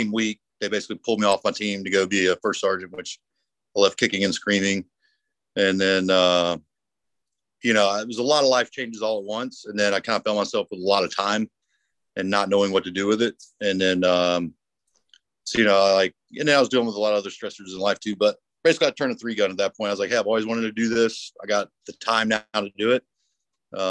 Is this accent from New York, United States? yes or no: no; North Carolina, United States; also born or lived in Texas / Virginia; Grew up mainly most of my time in North Carolina and Texas. I was born in Virginia, but my mom was from North Carolina, so that's kind of what brought us here